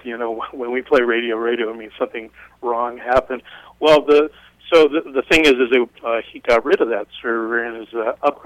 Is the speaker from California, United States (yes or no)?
yes; Marin County, California, United States; it was in my hometown